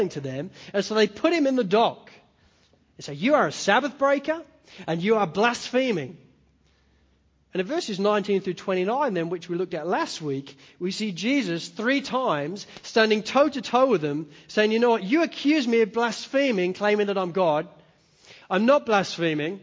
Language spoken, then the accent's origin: English; Spalding, East Midlands, United Kingdom; moved away; I grew up in Spalding in Lincolnshire in the east coast of England